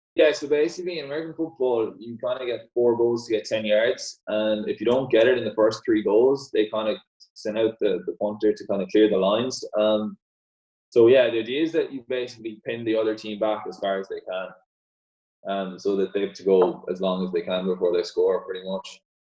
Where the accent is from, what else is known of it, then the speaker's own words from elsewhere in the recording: Ireland; all the Gaelic football players here, we kind of we grow up kicking a ball out of our hands